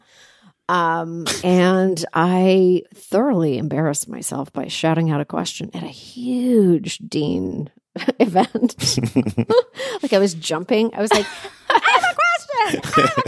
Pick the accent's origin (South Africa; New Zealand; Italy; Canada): Canada; as a Canadian